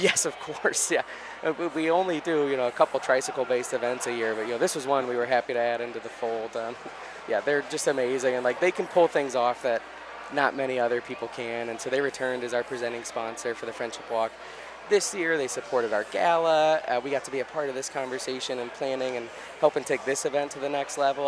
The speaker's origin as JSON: {"language": "English", "town": "St. Louis", "region": "Missouri", "country": "United States", "also_born_or_lived": "Nashville, Tennessee", "moved": "as an adult", "said": "I'm from St. Louis, Missouri, came to Nashville to go to college at Vanderbilt"}